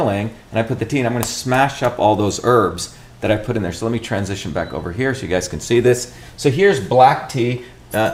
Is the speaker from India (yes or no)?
yes; India; moved away; growing up in India